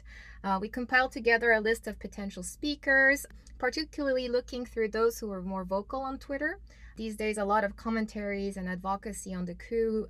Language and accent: English; Myanmar; moved away; Myanmar is home. It's where I grew up most of my life.